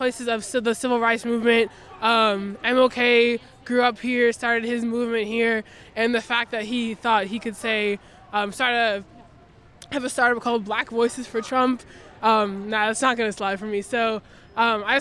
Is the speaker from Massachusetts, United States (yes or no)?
no; Marietta, Georgia, United States; I'm originally from Marietta, like specifically East Cobb.